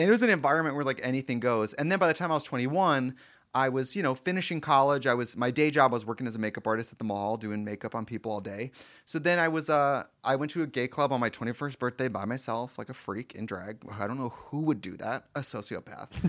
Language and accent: English; Milwaukee, Wisconsin, United States; moved away; I'm from Milwaukee